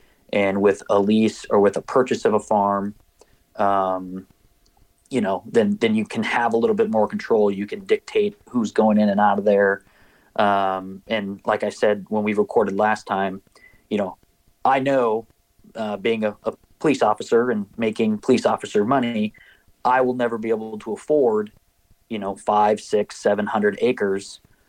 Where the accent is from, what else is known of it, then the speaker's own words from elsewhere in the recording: Minnesota, United States; the biggest push, was growing up in Minnesota and hunting on public land.